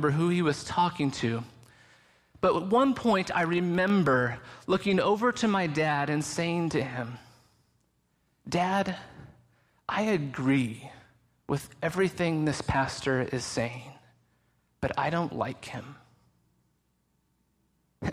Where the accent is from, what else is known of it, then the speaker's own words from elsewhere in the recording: Lynchburg, Virginia, United States; also born or lived in Canada; I was born in May of 1979 in Lynchburg, Virginia, while my parents were both students at Liberty University.